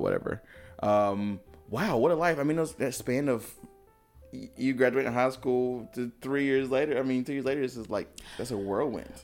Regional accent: High Point, North Carolina, United States; I'm from High Point, which is kind of a smaller city

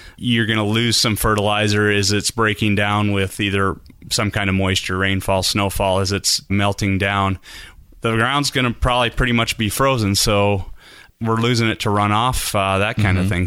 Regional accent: South Dakota, United States; moved away as an adult; also born or lived in Southern California; now in Idaho, United States; I grew up in South Dakota

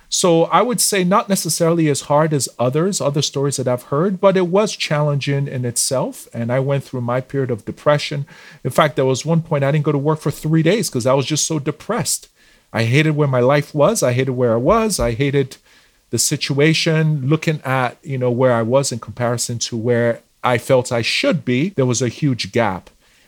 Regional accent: Nigeria; moved away as an adult; now in Canada; So I moved here in 2016 from Nigeria.

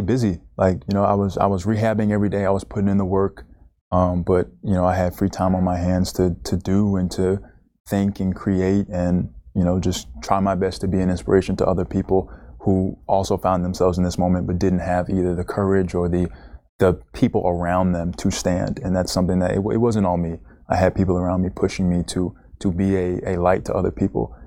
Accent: Naples, Florida, United States; also born or lived in Bronx, New York; I grew up in Bronx, New York, till I was about ten. Played a little bit of basketball there, but not, it wasn't, like, my thing. Moved to Naples, Florida

